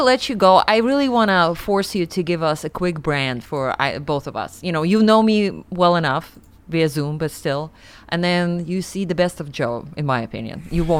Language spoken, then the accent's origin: English; Siberia, Russia; also born or lived in New York; now in Los Angeles, United States; I grew up in Siberia and we didn't have headshots around.